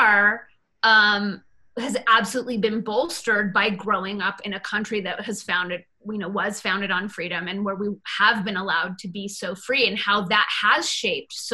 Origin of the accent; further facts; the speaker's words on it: United States; my identity as an American